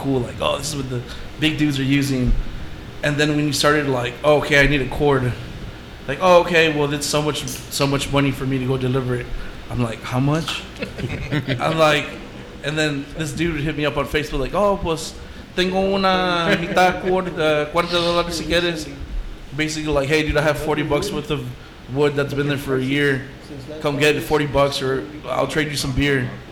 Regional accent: Sebastian, Texas, United States; born and raised in Sebastian, Texas

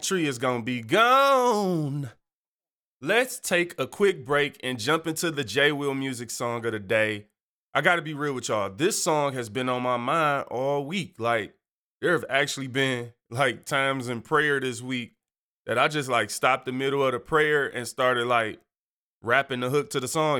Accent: Detroit, Michigan, United States; moved away; I'm from Detroit

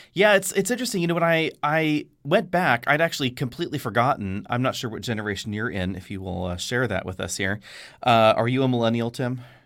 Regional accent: Bay Area, California, United States; growing up in the Bay Area

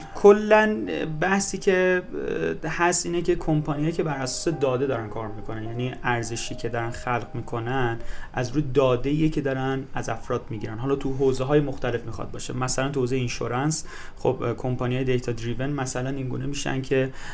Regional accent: Mazandaran, Iran; من خودم مازندرانی هستم

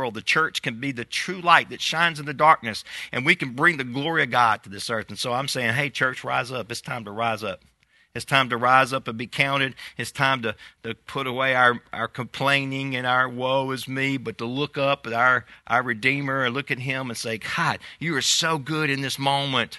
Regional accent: United States; we as American people

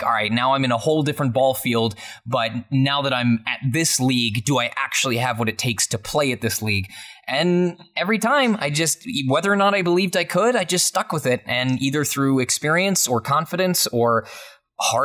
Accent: Michigan, United States; my hometown of Michigan

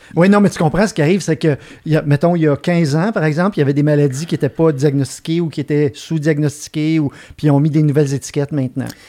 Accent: Montreal, Quebec, Canada; je, suis né dans l'est de la ville de Montréal. Je, je, viens, je venais de Ville d'Anjou. Euh, mais je suis parti de là, j'avais 18 ans, puis je suis maintenant établi dans, l'ouest de la ville

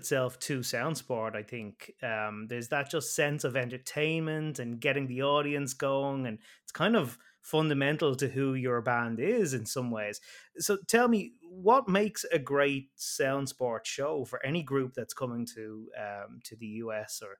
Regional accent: Ireland; my home country of Ireland

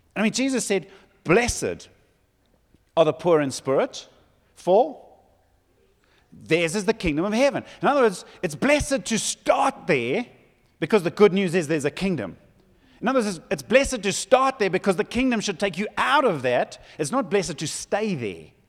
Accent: Zululand, KwaZulu-Natal, South Africa; I come from Zululand

